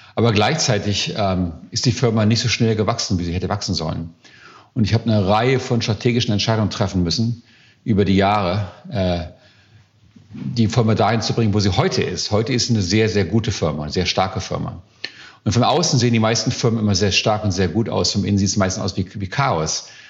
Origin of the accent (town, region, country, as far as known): Germany; also born or lived in Silicon Valley, United States; now in United States